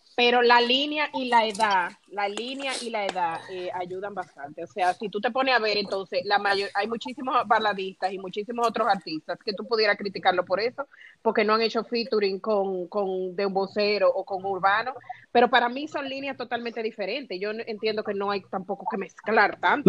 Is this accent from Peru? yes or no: no; Dominican Republic; los chismosos que somos los dominicanos